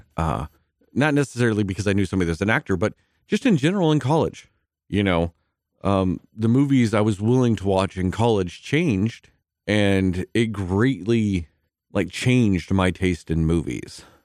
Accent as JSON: {"language": "English", "town": "Midland", "region": "Texas", "country": "United States", "tie": "born or raised there", "said": "growing up in Midland, Texas"}